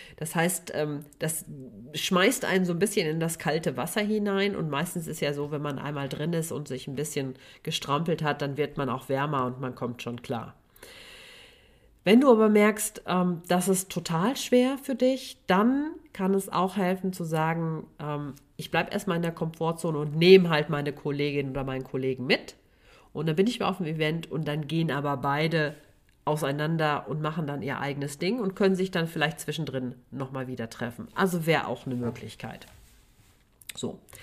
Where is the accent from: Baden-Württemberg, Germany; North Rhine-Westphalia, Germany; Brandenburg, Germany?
North Rhine-Westphalia, Germany; Sauerland; Ich komme ja aus dem Sauerland, bin Sauerländerin